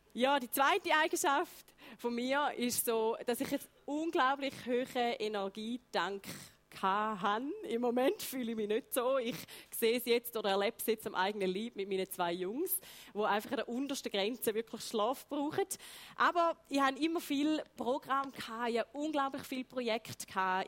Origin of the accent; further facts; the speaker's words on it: Heiden, Appenzell Ausserrhoden, Switzerland; Ich bin in Heide geboren, Appenzell Ausserrödlerin, Vollblut